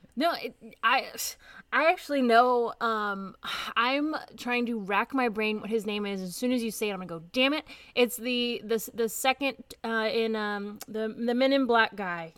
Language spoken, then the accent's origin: English; Nashville, Tennessee, United States; I'm from Nashville